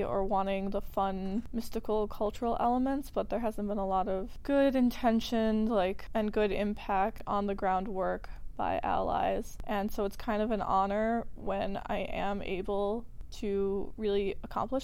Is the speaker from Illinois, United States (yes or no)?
yes; Evanston, Illinois, United States; I went to ETHS. I'm from Evanston